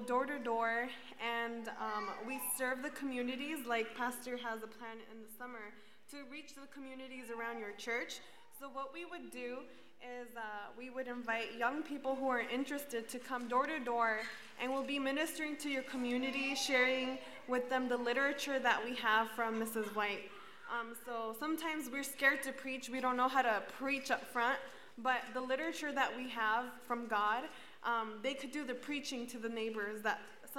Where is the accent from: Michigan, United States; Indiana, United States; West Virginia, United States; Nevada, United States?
Nevada, United States; Las Vegas; I'm here from Las Vegas, actually.